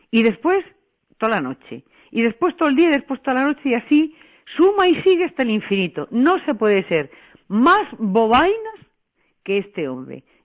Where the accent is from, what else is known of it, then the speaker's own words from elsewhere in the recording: Madrid, Community of Madrid, Spain; Yo quisiera que me dijeran cuánto me va a costar a mí como madrileña